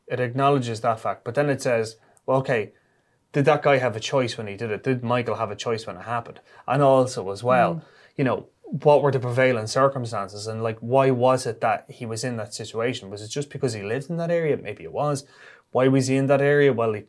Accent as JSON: {"language": "English", "country": "Ireland", "said": "we as Irish people"}